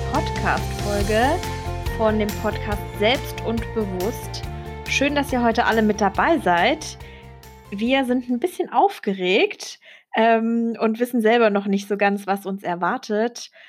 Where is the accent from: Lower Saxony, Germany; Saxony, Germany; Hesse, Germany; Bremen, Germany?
Hesse, Germany; Kassel; now in Frankfurt, Germany; also ich komme gebürtig aus Kassel und äh, ich bin nach Frankfurt gezogen für die Ausbildung.